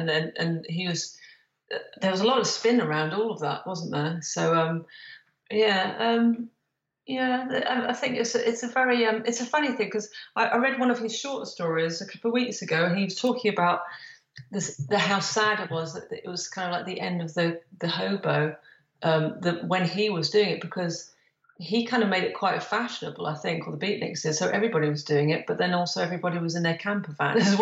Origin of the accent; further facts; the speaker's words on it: London, United Kingdom; I was born in London